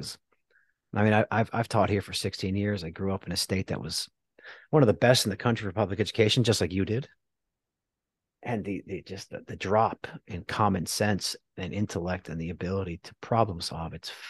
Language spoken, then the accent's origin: English; New Jersey, United States; now in Texas, United States; We're not good here in Texas. My home state, New Jersey's up there, baby.